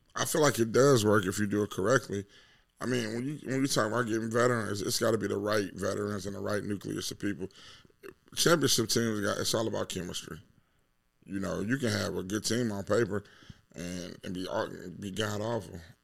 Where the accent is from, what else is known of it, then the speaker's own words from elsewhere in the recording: Detroit, Michigan, United States; Born and raised in Detroit.